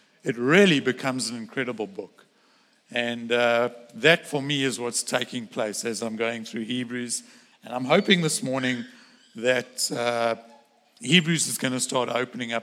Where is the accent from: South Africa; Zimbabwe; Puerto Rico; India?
South Africa; moved away; I grew up in South Africa